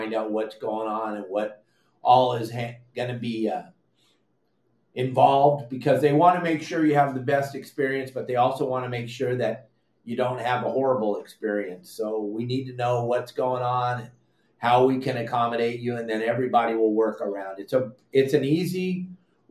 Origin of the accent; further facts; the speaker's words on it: Southern California, United States; You and I grew up fishing in Southern California